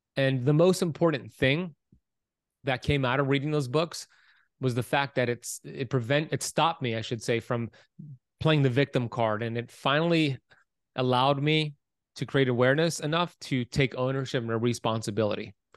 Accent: Miami Beach, Florida, United States; I was born in Miami Beach, Florida, nineteen eighty-four

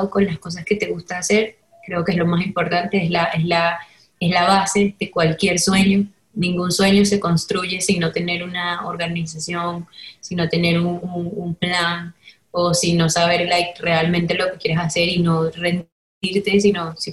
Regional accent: Venezuela; que era pop y era rap venezolano y era eso, era lo que me gustaba

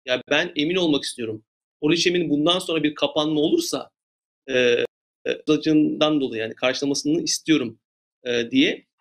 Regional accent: Turkey; moved away as an adult; now in Los Angeles, United States; ben de bir Türk olarak, Türkçe konuşan birisi olarak

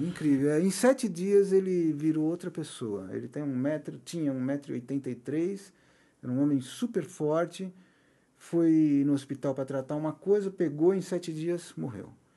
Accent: Brazil; nós brasileiros

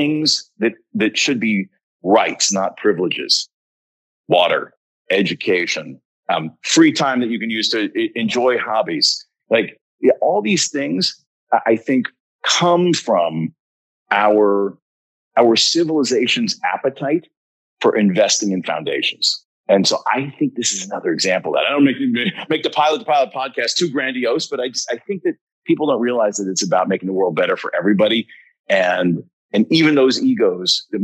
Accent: United States; we're both American

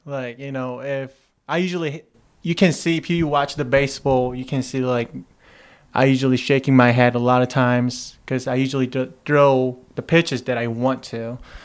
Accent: Seoul, South Korea; moved away as an adult; I grew up out in Seoul, South Korea, and I played a baseball there until the high school.

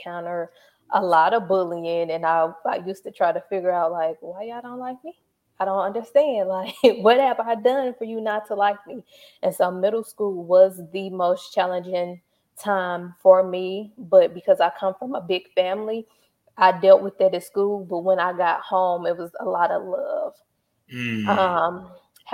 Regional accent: St. Louis, Missouri, United States; also born or lived in Pine Bluff, Arkansas; I am from St. Louis, Missouri. So I grew up here. I was born in Pine Bluff, Arkansas.

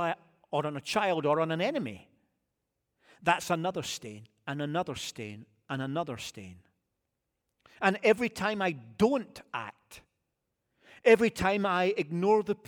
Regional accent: United Kingdom; moved away; I'm British

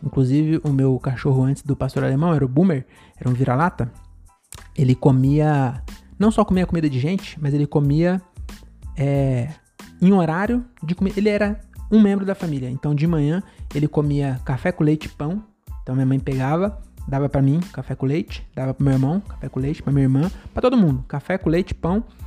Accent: São Paulo, Brazil; descendente de baiano, né? Mas que se foda, nasci em São Paulo

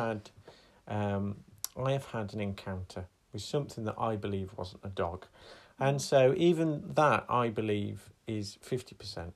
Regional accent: United Kingdom; I am British

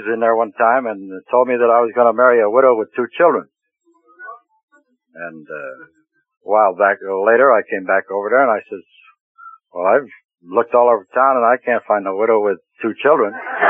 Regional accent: Philadelphia, Pennsylvania, United States; moved away as an adult; Philadelphia, Pennsylvania.

